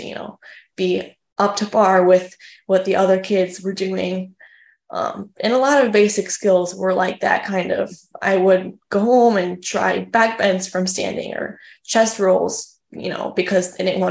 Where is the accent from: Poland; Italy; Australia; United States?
United States; Highland Park, Illinois; also born or lived in Chicago; So my hometown was Highland Park. I was born in Chicago, but my home gym was in Highland Park.